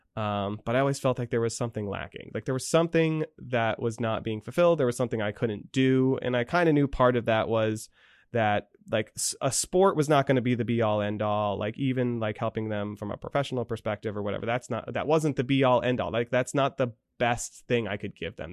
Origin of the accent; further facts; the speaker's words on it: Danville, Pennsylvania, United States; moved away as an adult; also born or lived in Scranton, Pennsylvania; I grew up in Saint Joseph's in Danville